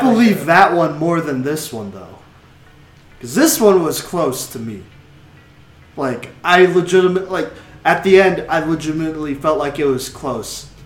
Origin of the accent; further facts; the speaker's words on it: Dallas, Texas, United States; moved away; we're all from Dallas here. We all grew up there. Um, I mean, we lived there for a good 15, 14-ish years.